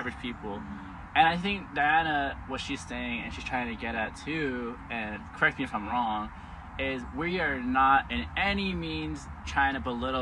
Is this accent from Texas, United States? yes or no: yes; San Antonio, Texas, United States; I was born and raised in San Antonio, Texas